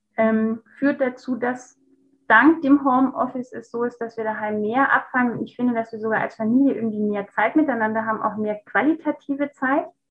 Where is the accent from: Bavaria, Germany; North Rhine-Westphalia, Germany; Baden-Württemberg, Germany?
Baden-Württemberg, Germany; Stuttgart; moved away; also born or lived in Munich; hatte eine neue Stelle in Stuttgart. Da, wo ich herkomme ursprünglich